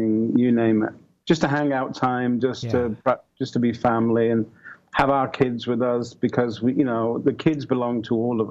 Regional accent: England, United Kingdom; moved away as an adult; now in Santa Barbara, United States; I'm from England.

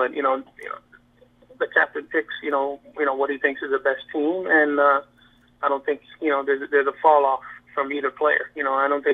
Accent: Hawaii, United States; I'm from Hawaii, so Hawaii is actually more of a European style, more laid back

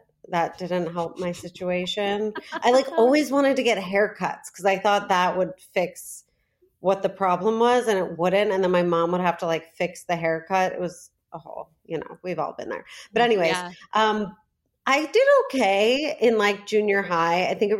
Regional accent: Lincolnshire, Illinois, United States; Lincolnshire, Illinois. It's as white as it sounds.

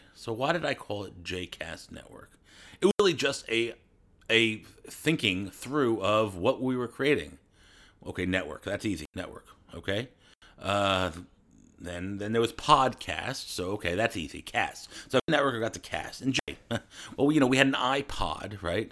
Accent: United States; I'm American

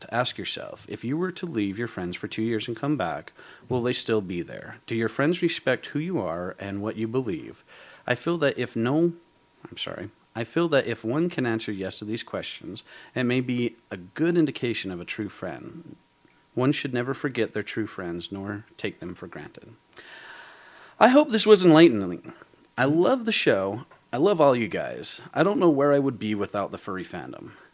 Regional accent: Georgia, United States; I went back to my hometown in Georgia and saw the Zip and Kai, my two best friends again.

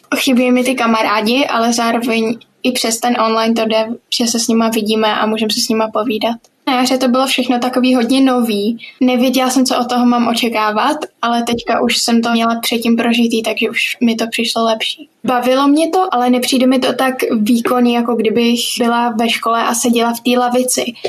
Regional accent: Prague, Czechia; jsem z Prahy a chodím do sedmý třídy

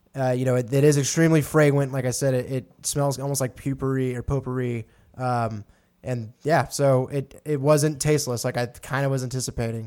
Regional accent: Texas, United States; moved away; I'm from Texas out here

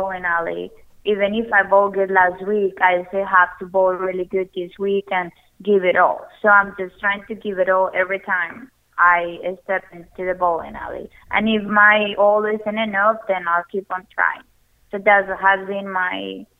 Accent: Colombia; now in United States; growing up in Colombia

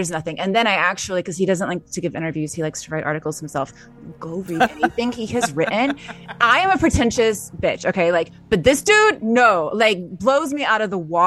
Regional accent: the South, United States; I'm from the South. I grew up with people who did.

